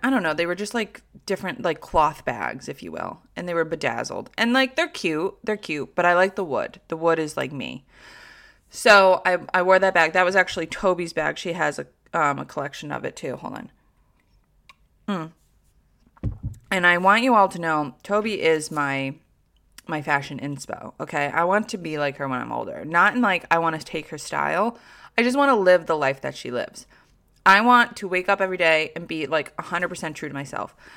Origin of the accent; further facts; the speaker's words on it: Troy, New York, United States; I'm a South Troy woman, okay? Like, I look like I'm from South Troy.